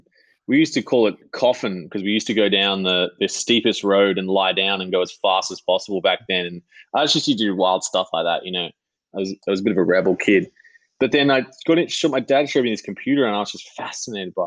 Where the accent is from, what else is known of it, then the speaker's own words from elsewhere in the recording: Sydney, New South Wales, Australia; I grew up in a little house in Tarramurra, which is in the north shore of Sydney